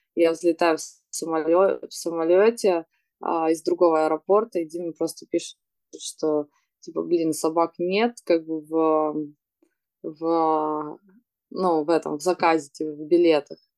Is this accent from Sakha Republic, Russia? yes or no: no; Yekaterinburg, Sverdlovsk Oblast, Russia; now in Moscow, Russia; я из Екатеринбурга, там, там нет моря